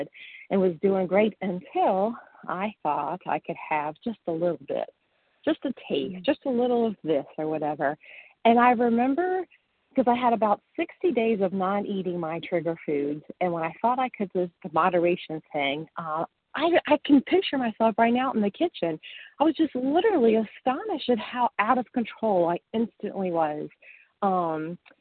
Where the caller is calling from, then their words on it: Western Massachusetts, United States; I'm calling from Western Massachusetts